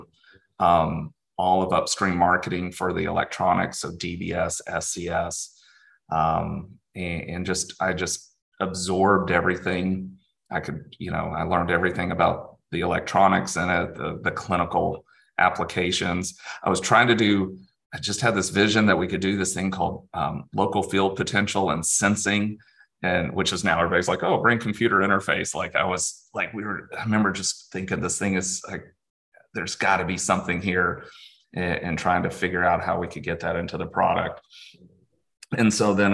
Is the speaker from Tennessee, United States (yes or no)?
no; Dallas, Texas, United States; I was born and raised in Dallas, Texas